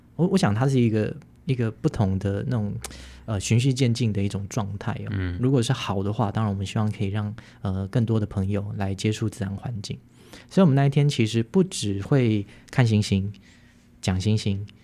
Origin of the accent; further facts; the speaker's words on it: Taipei, Taiwan; moved away as an adult; now in Hualien, Taiwan; 我在台北长大，然后到花莲也十多年，大概十五年了